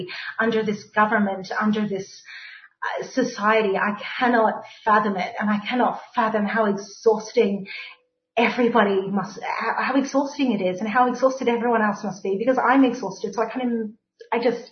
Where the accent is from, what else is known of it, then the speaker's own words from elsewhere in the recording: Melbourne, Victoria, Australia; I grew up on the Carlton Estates